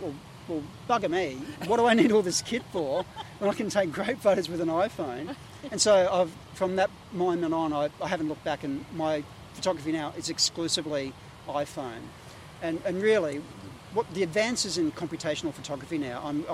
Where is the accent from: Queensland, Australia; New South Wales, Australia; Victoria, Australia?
Queensland, Australia; Sunshine Coast; also born or lived in Ipswich, Queensland; now in Gold Coast, Australia; I grew up kind of in Ipswich and then mostly on the Sunshine Coast around Noosa, Yandina and Caloundra